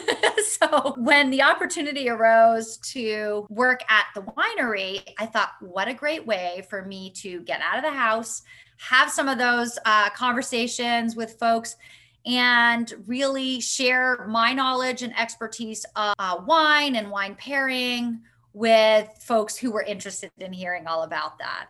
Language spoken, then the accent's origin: English; Vermont, United States; moved away as an adult; also born or lived in Florida; growing up in Vermont